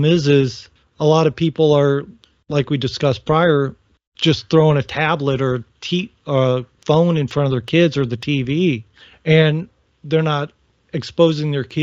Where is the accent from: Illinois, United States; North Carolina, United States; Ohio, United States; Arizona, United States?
Ohio, United States; Northern; now in Virginia, United States; I'm from Northern Ohio